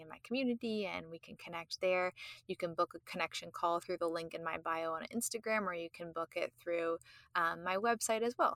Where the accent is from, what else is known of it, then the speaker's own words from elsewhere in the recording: Canada; I'm Canadian